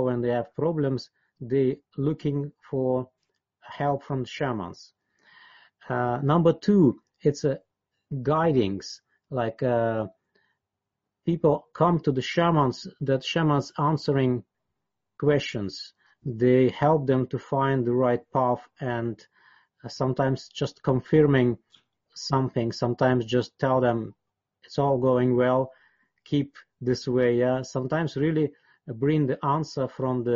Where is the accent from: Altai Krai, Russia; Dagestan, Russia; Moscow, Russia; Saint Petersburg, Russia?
Altai Krai, Russia; Siberia; English is a second language; moved away as an adult; I was born in Siberia in Altai